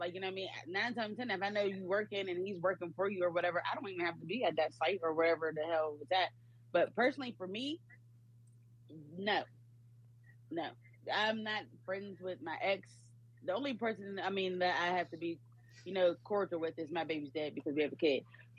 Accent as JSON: {"language": "English", "region": "Ohio", "country": "United States", "said": "Hey, guys. … I'm from Ohio."}